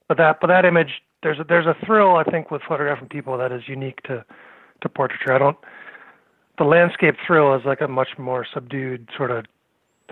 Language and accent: English; Lexington, Massachusetts, United States; now in Middlebury, United States; I grew up in Lexington, Mass